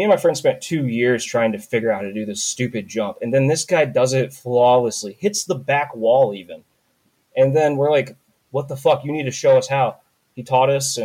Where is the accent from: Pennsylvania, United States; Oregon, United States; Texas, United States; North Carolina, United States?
North Carolina, United States; I'm from North Carolina